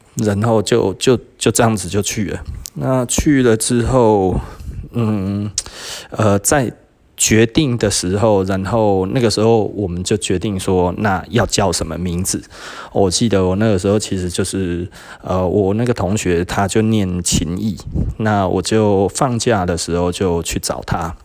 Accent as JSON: {"language": "Chinese", "town": "Taichung", "country": "Taiwan", "also_born_or_lived": "Taipei", "said": "我们非常的，非常的自豪，我们来自于Taichung"}